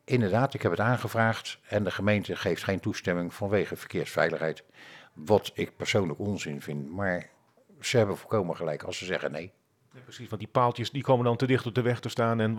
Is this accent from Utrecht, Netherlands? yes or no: no; The Hague, South Holland, Netherlands; now in Roswinkel, Netherlands; Ik ben geboren en getogen Hagenees. Ben daar altijd werkzaam geweest.